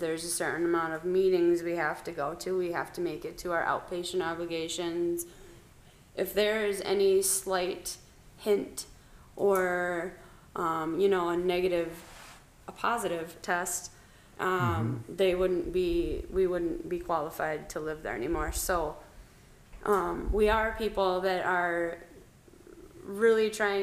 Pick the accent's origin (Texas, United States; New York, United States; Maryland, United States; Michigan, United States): Michigan, United States; Midland; productive members of Midland, the city. I've always lived here